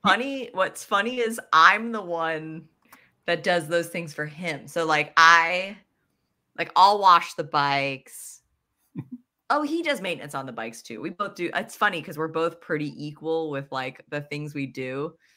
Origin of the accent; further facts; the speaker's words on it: Pennsylvania, United States; I grew up in Pennsylvania that's where I learned a mountain bike too